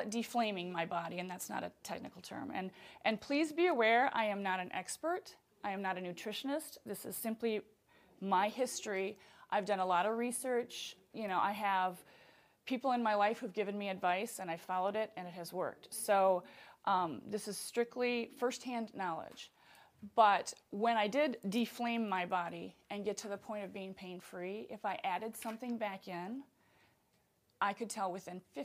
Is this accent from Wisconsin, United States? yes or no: yes; Wisconsin, United States; I'm from Wisconsin.